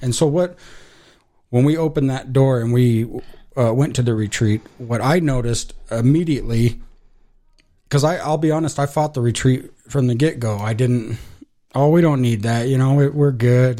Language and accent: English; Casper, Wyoming, United States; I was born in Casper